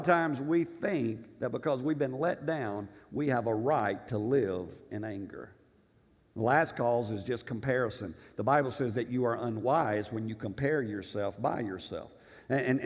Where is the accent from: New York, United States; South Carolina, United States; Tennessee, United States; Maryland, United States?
Tennessee, United States; I'm from Tennessee in Africa